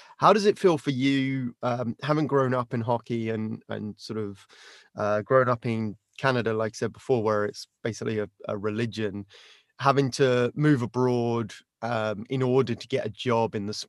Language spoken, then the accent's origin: English; United Kingdom; as a British guy who can barely skate